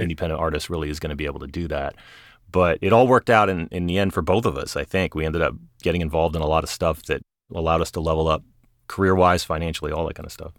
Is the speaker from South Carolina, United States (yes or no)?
yes; Charleston, South Carolina, United States; now in Los Angeles, United States; I grew up in Charleston, South Carolina. I'm about as far away from there as I could get right now in L